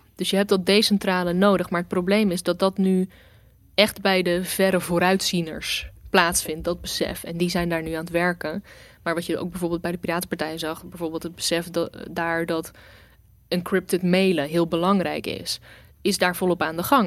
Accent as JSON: {"language": "Dutch", "town": "Rotterdam", "region": "South Holland", "country": "Netherlands", "tie": "born or raised there", "said": "ik ben Rotterdammer. Ik ben hier geboren. Ik ben hier grotendeels opgegroeid."}